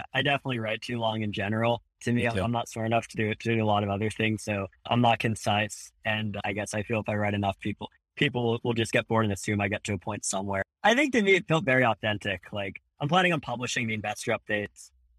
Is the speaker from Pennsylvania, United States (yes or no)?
yes; Philadelphia, Pennsylvania, United States; But like Paki, I'm from Philly. We went to rival high schools